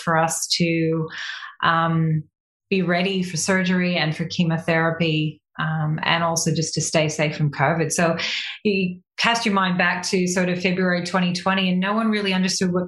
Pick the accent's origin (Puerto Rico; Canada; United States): Canada; now in Australia; I'm Canadian by birth. I've lived in Australia half my life, so I call myself a quasi Aussie